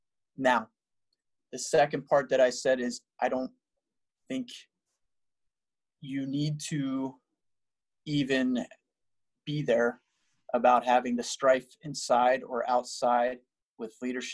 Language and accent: English; New Jersey, United States; moved away; I'm from New Jersey, and we don't have a team.